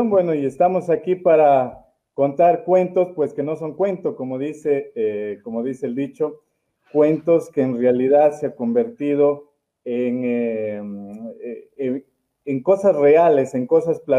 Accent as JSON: {"language": "Spanish", "town": "Puyango", "region": "Loja", "country": "Ecuador", "tie": "born or raised there", "said": "he vivido en la ciudad del amor, principalmente en toda mi niñez y adolescencia en el Cantón Puyango"}